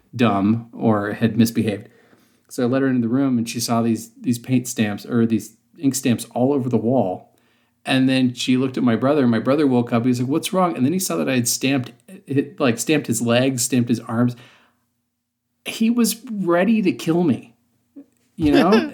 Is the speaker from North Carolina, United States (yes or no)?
no; Western Ohio, United States; accent: hard R's; moved away; I'm originally from Ohio, and the area of Ohio, I'm from Western Ohio, and so, um, I had very, very hard R's in my, my normal speech